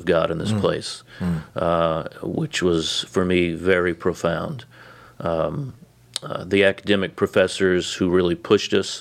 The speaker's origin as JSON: {"language": "English", "town": "New Orleans", "region": "Louisiana", "country": "United States", "tie": "born or raised there", "said": "growing up in New Orleans, a kid of the South"}